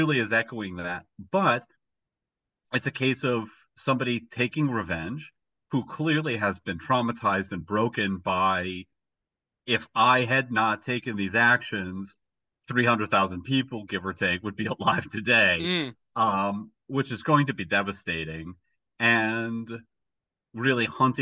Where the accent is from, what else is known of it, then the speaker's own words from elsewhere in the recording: United States; I'm an American